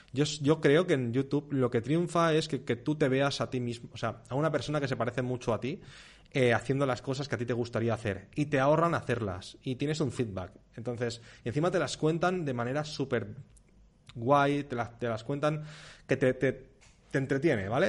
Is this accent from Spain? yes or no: yes; Spain; also born or lived in Mallorca; yo no siento España, en plan, wow, soy español